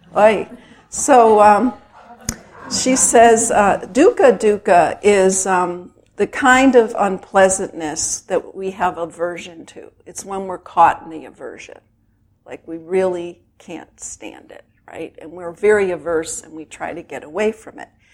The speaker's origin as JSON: {"language": "English", "town": "Chicago", "region": "Illinois", "country": "United States", "tie": "born or raised there", "said": "I grew up in Chicago in a very traditional Jewish family"}